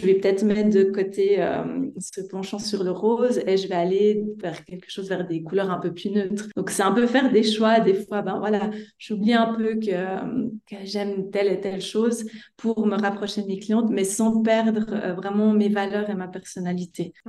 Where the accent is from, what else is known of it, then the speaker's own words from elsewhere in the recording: Switzerland; accent: Swiss; moved away; vous entendrez par mon petit accent que je viens de Suisse.